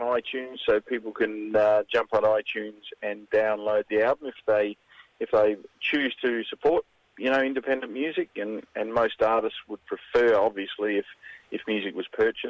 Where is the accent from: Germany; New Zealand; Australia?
Australia; Kapunda, South Australia; my small hometown in Kapunda in South Australia